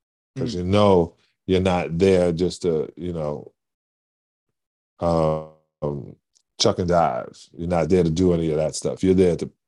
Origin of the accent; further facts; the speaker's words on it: New York City, New York, United States; moved away; I'm a kid from Brooklyn that was a fan of the Boston Celtics